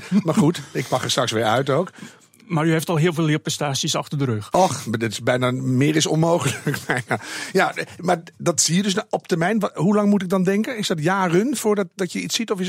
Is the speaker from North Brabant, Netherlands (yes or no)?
no; Groningen, Netherlands; Ik kom uit Groningen nu.